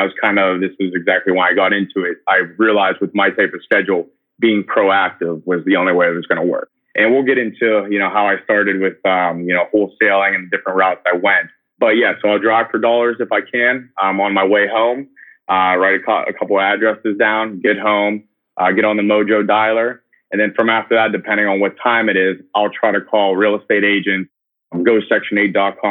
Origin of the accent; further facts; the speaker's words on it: Pittsburgh, Pennsylvania, United States; moved away as an adult; also born or lived in West Virginia / Southern California / New Jersey / Manhattan; I'm originally from Pittsburgh, Pennsylvania.